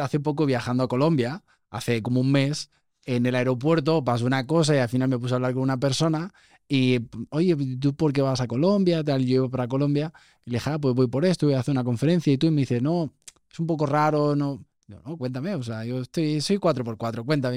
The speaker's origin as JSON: {"language": "Spanish", "country": "Spain", "also_born_or_lived": "Mexico", "said": "Los que venimos de este mindset como muy español, muy europeo"}